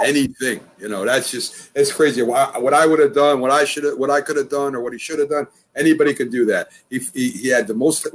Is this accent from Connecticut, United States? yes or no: yes; New Britain, Connecticut, United States; we're from New Britain.